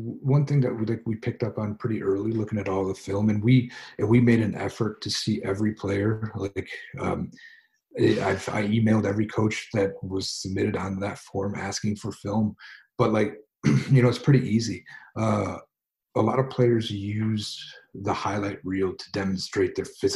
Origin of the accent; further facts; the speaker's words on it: United States; I'm just an American